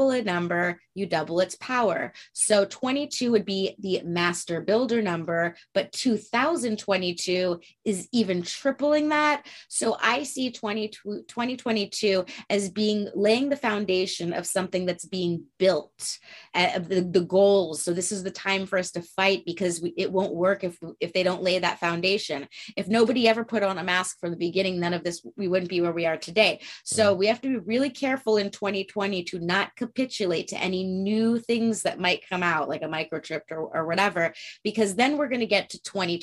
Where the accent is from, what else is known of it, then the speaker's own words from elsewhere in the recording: Santa Barbara, California, United States; there was a statue that I grew up with in Santa Barbara